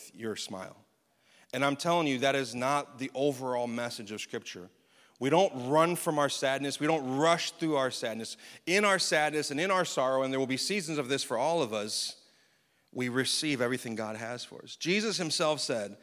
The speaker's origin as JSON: {"language": "English", "country": "United States", "said": "as American Christians"}